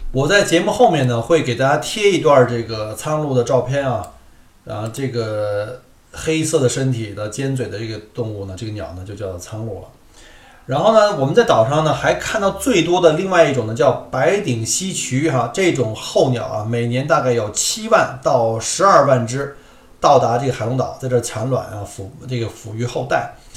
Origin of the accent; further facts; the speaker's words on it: Beijing, China; moved away; 我们在小时候在北京的那个天文馆